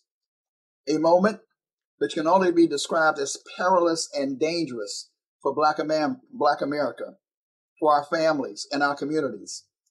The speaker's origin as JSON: {"language": "English", "town": "Pittsburgh", "region": "Pennsylvania", "country": "United States", "tie": "born or raised there", "said": "I grew up in part in the Hill District up that way. So I have a special affinity for the city of Pittsburgh."}